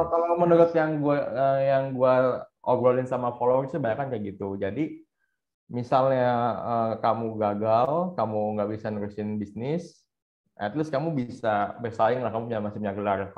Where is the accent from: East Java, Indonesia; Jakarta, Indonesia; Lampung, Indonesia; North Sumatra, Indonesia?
Jakarta, Indonesia; Soalnya kan gue Chinese uh, Tionghoa Jakarta, ya, Jakarta Jakut Kelapa Gading gitu.